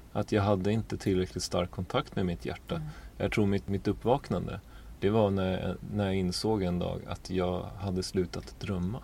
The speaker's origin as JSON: {"language": "Swedish", "town": "Uppsala", "region": "Uppsala County", "country": "Sweden", "tie": "born or raised there", "said": "så är jag född in i en eh, familj i Uppsala. Mor och far, båda lärare, växte upp där i en liten, ja man kan inte riktigt säga bysamhälle, men en liten, en liten ort"}